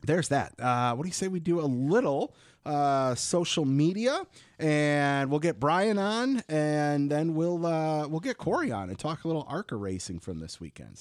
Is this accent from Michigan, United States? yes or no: yes; Michigan, United States; from my home state and the Motor City